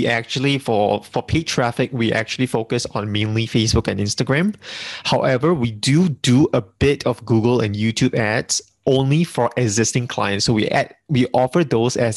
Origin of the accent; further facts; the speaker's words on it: Singapore; being a Singaporean, we are multilingual over here